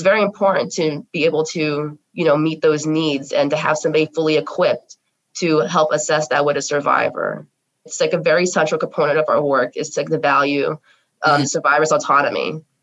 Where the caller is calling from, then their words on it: Bloomfield, New Jersey, United States; My pronouns are she, her, hers, and I am coming from Bloomfield, New Jersey.